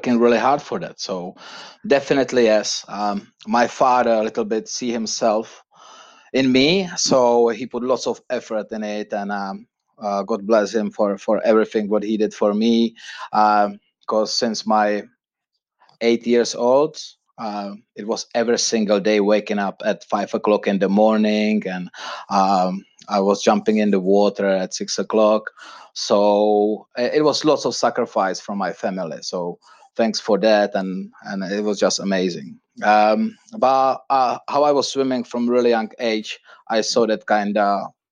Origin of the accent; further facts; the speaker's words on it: Prague, Czechia; now in London, United Kingdom; I was born and raised in Prague, Czech Republic